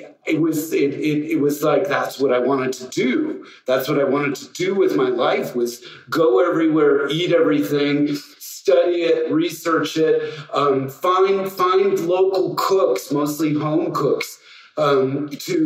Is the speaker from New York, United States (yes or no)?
no; Northern California, United States; also born or lived in Mexico City; as a little kid growing up in Northern California